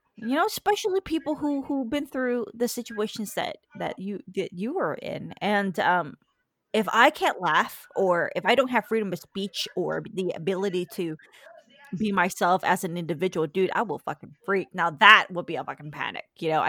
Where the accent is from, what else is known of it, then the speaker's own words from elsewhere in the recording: Atlanta, Georgia, United States; I was born in Atlanta, Georgia, on the bathroom floor.